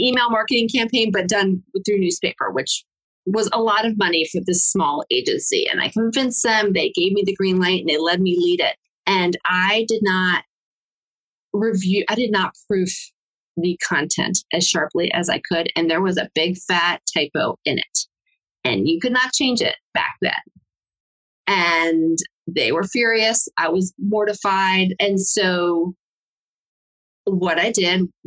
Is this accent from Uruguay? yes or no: yes; Uruguay; moved away; also born or lived in Mexico; I'm from Latin America. I'm from Uruguay